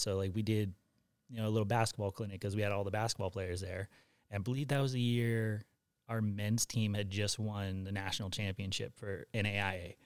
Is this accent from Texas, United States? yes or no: no; Riverside, California, United States; also born or lived in Hawaii; I grew up in Riverside.